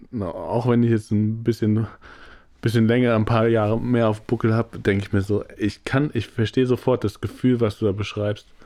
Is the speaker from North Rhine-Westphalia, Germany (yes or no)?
no; Hesse, Germany; weil früher war Frankfurt halt echt krass wichtig und ich komme ja aus der Nähe von Frankfurt